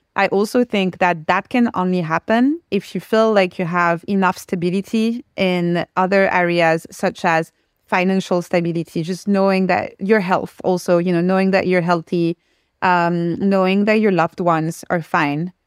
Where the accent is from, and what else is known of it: France; first language French; English is a second language; moved away